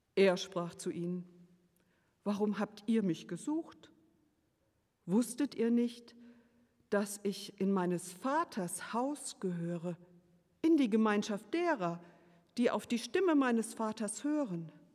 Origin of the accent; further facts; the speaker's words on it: Bonn, North Rhine-Westphalia, Germany; Dort bin ich aufgewachsen, in Bonn zur Schule gegangen und habe hier auch für ein paar Semester in Bonn studiert